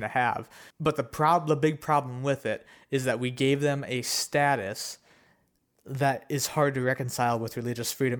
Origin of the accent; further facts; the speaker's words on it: United States; we are Americans